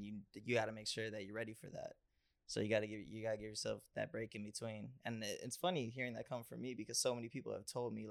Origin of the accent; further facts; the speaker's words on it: Cleveland, Ohio, United States; Growing up in Cleveland, you see a lot of violence and a lot of just negative things